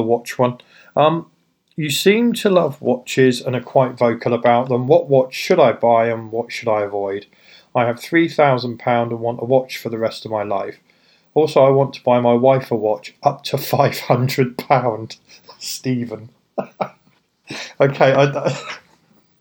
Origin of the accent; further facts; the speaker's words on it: United Kingdom; I'm British